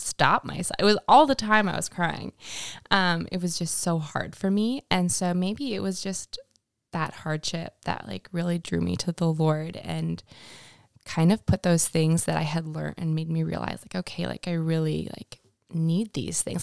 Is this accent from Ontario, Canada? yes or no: no; Winnipeg, Manitoba, Canada; moved away as an adult; now in United States; I grew up in Winnipeg, Manitoba